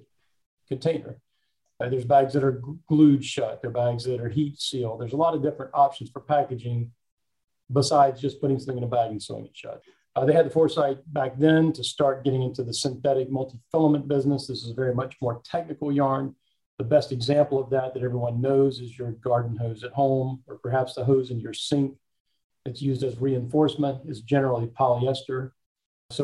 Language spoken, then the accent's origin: English; Laurinburg, North Carolina, United States; also born or lived in Charlotte; I was actually born in Charlotte, but I've grown up in Laurinburg